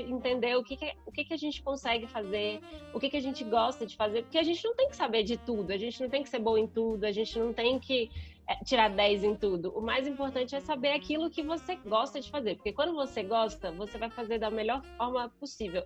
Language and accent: Portuguese; Brasília, Federal District, Brazil; Eu, como boa brasiliense, fui criada para fazer concurso público